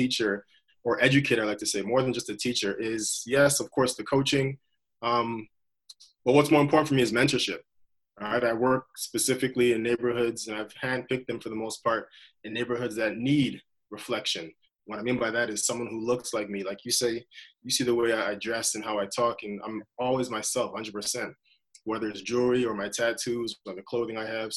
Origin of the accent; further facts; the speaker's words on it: Toronto, Ontario, Canada; also born or lived in Halifax; I'm from Malvern